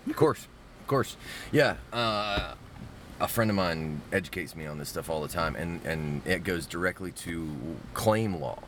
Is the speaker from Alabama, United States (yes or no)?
yes; Mobile, Alabama, United States; I grew up in Mobile, Alabama.